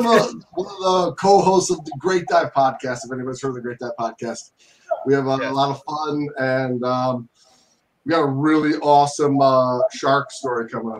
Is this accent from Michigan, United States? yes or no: yes; Detroit, Michigan, United States; I'm from Metro Detroit, Michigan, and I've been living the scuba life pretty much my whole life since I was 16.